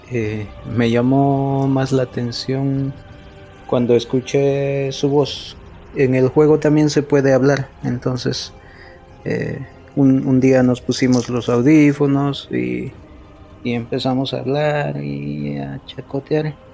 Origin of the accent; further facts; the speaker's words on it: Bolivia; now in United States; soy boliviano. Vivo en Estados Unidos